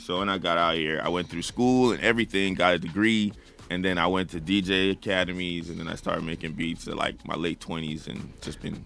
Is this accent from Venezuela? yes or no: no; Nigeria; moved away; I grew up in Africa